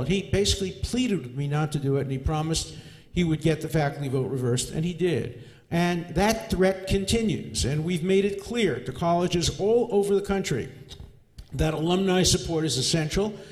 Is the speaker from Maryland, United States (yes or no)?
no; New York City, New York, United States; I grew up in Borough Park um, with um, modern Orthodox Jews.